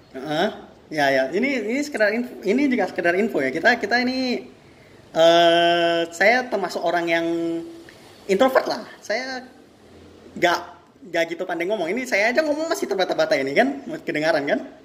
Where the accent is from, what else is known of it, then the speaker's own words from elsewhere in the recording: Medan, North Sumatra, Indonesia; saya ini kan asli hmm. asli Medan ini